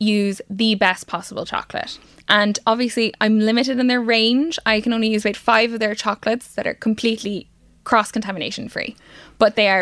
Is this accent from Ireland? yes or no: yes; Carrickmacross, Ulster, Ireland; my hometown in Carrickmacross in Monaghan